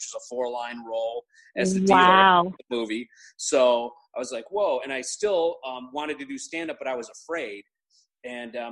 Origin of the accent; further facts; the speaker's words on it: Chicago, Illinois, United States; I grew up in Chicago area, the suburbs of Chicago